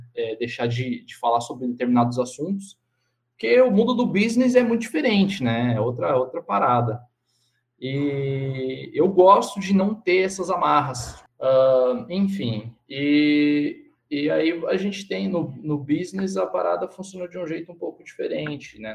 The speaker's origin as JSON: {"language": "Portuguese", "town": "Cosmópolis", "region": "São Paulo", "country": "Brazil", "said": "eu sou de Cosmópolis"}